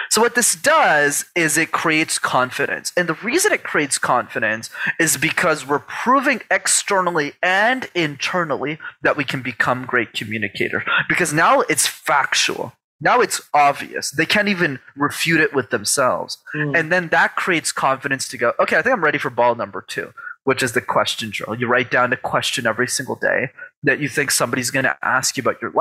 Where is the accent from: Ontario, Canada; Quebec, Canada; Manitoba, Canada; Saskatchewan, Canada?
Quebec, Canada; Montreal; I grew up in Montreal in Canada